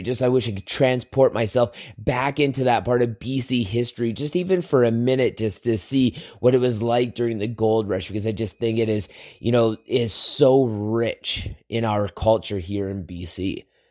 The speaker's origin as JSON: {"language": "English", "region": "Southern Alberta", "country": "Canada", "tie": "born or raised there", "said": "my childhood growing up in Southern Alberta"}